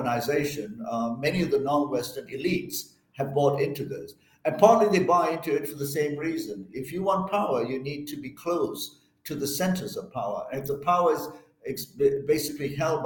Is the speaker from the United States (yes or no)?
no; Malaysia; moved away; I'm originally from Malaysia